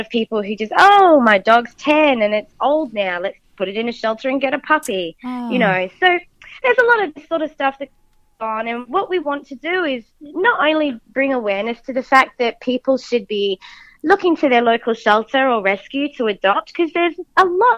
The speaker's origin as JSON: {"language": "English", "country": "Australia"}